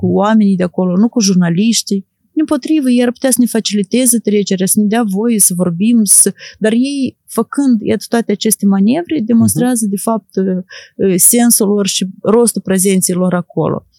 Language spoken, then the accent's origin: Romanian; Moldova; eu sunt jurnalist din Moldova